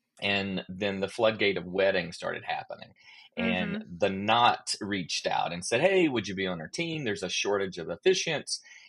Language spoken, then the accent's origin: English; outside of Athens, Georgia, United States; I grew up outside of Athens, Georgia, a little small town, you know, water tower town, as they say